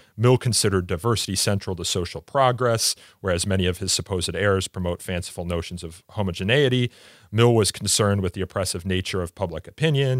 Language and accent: English; Midwest, United States; I'm from the Midwest here in the United States